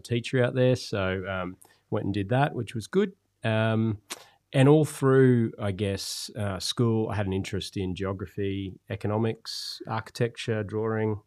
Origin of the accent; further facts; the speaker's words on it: Gold Coast, Queensland, Australia; growing up on the Gold Coast